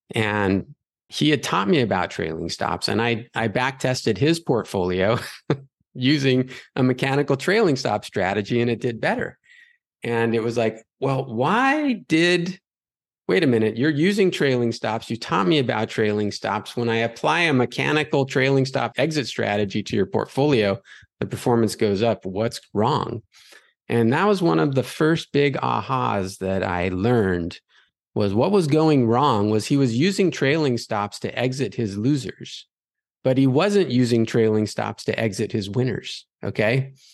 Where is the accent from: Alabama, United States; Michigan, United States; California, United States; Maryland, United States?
California, United States; Los Angeles; growing up in Los Angeles